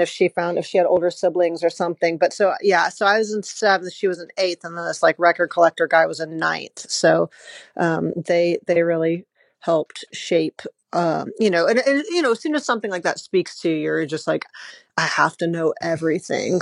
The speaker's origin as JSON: {"language": "English", "town": "Atlanta", "region": "Georgia", "country": "United States", "tie": "born or raised there", "said": "I grew up in Atlanta"}